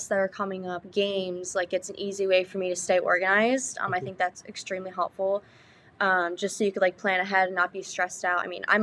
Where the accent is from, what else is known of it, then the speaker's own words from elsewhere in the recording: Munster, Indiana, United States; I'm from Munster, Indiana